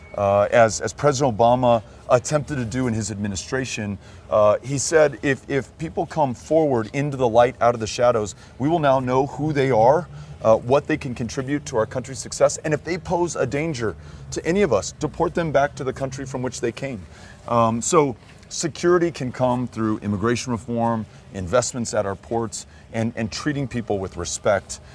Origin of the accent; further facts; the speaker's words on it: El Paso, Texas, United States; I was born and raised in El Paso